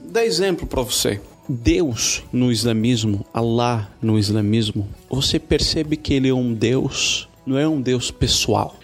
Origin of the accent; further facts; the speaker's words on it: Morocco; Portuguese is a second language; moved away as an adult; now in Brazil; eu sou marroquino de origem